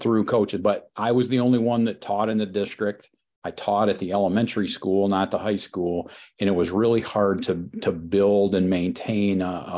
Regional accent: Leslie, Michigan, United States; came back to my hometown of Leslie. In mid-Michigan

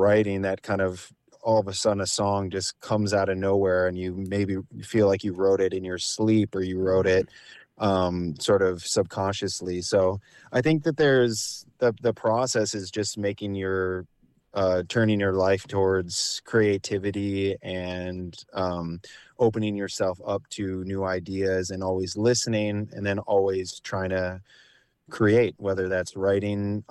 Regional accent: La Crosse, Wisconsin, United States; now in Minneapolis, United States; I'm from the Driftless area, I'm from La Crosse, Wisconsin.

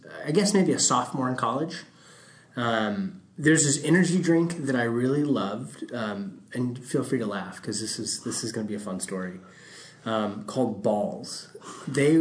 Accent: Richardson, Texas, United States; also born or lived in Waco, Texas; I grew up in Richardson, Texas, just north of downtown Dallas

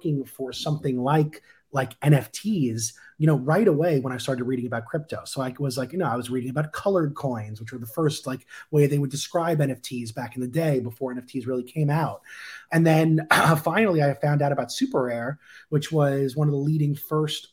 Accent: Long Island, New York, United States; moved away; I was back in my hometown in Long Island

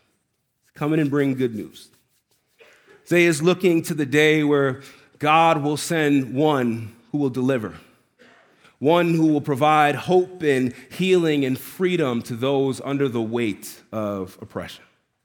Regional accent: New York, United States; I'm from New York. We've been off-roading all the time.

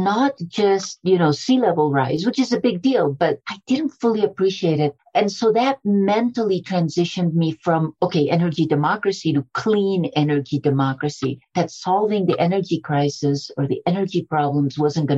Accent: Colombia; I was born in Colombia

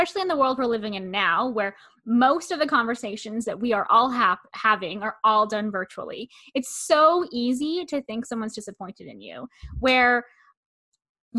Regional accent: Canada; I'm Canadian

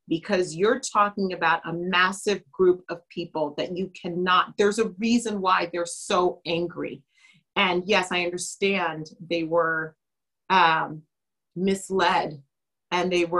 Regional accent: United States; I'm a wife. I'm a mother, and I am an American.

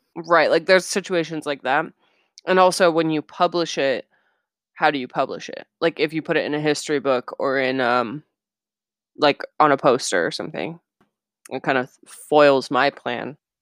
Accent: United States; we're American.

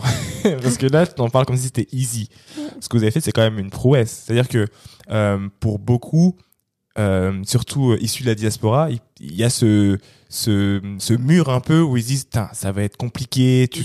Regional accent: Cameroon; je suis Camerounais, hein, mhm. je suis Bassa.

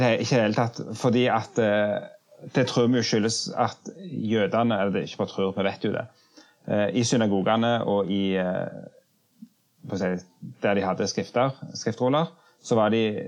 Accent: Jørpeland, Rogaland, Norway; moved away as an adult; now in Oslo, Norway; jeg kommer opprinnelig fra Rogaland, fra Ryfylke, Jørpeland.

